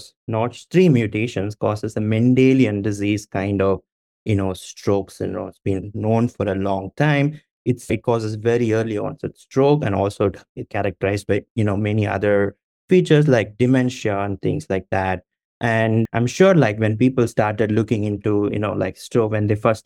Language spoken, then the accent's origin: English; India; I'm from India